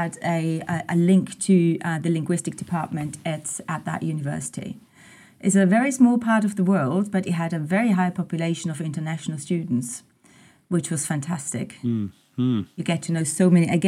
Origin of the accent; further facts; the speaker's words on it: just outside Graz, Styria, Austria; English is a second language; also born or lived in United States; I'm Austrian. I grew up here just outside Graz, the second largest city of Austria.